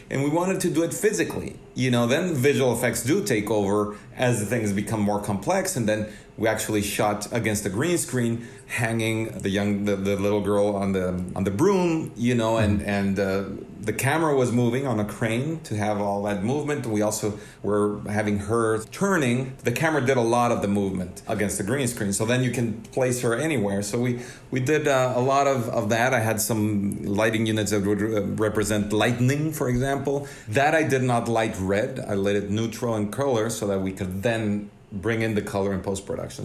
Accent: Mexico City, Mexico; moved away as an adult; now in Los Angeles, United States; growing up in Mexico City

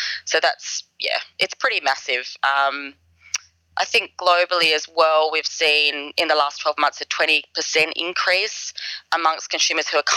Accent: Australia; So I'm an Aussie

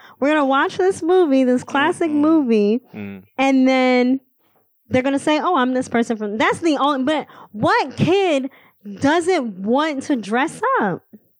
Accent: Indiana, United States; now in Philadelphia, United States; I lived in Indiana.

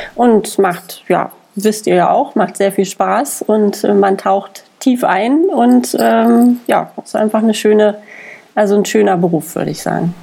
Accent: Germany; als Deutsche

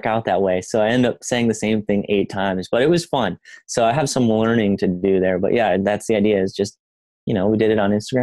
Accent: Wisconsin, United States; also born or lived in Northern California; now in San Diego, United States; I live in San Diego. I grew up in Wisconsin, and I'm born in NorCal originally.

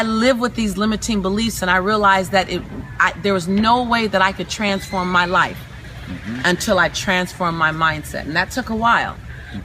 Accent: Los Angeles, California, United States; being born and raised in South Central Los Angeles

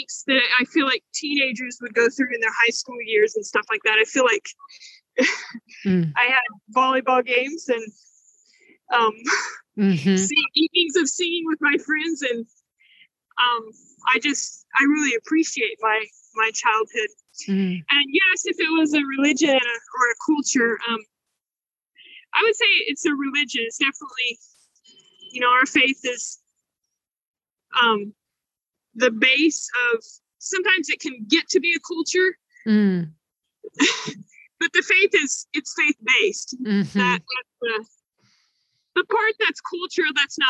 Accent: South Louisiana, United States; moved away as an adult; now in Port-au-Prince, Haiti; I grew up in South Louisiana

